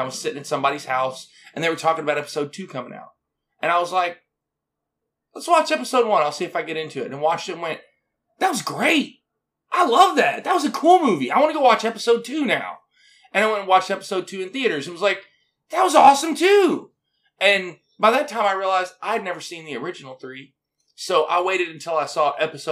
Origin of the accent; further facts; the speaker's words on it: Arkansas, United States; I'm from Arkansas